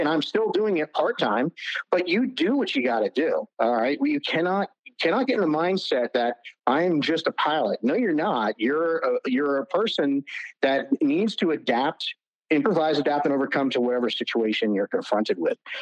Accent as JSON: {"language": "English", "region": "New Jersey", "country": "United States", "moved": "yes", "said": "I'm from New Jersey originally"}